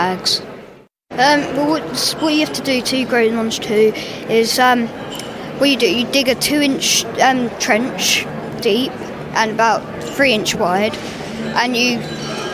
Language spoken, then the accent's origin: English; Woodbridge, East of England, United Kingdom; I'm from Woodbridge, Suffolk. I'm 11